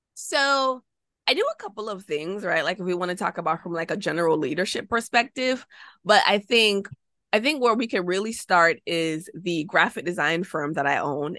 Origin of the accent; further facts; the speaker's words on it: Jamaica; moved away as an adult; also born or lived in United States; I'm Jamaican